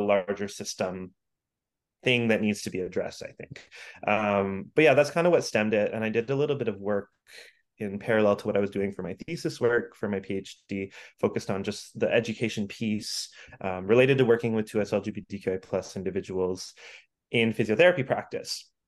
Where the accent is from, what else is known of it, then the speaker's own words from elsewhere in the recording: Ontario, Canada; moved away as an adult; now in Vancouver, Canada; I grew up in Ontario